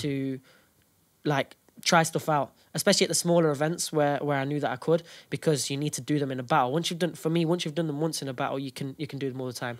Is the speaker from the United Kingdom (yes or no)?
yes; Derby, East Midlands, United Kingdom; we're from Derby